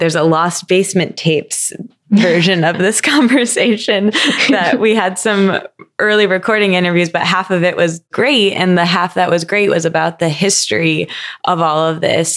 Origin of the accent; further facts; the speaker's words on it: Midwest, United States; I grew up in the Midwest